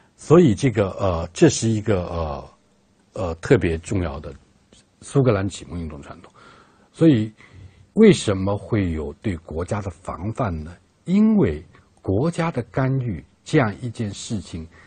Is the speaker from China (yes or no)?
yes; China; 我们中国人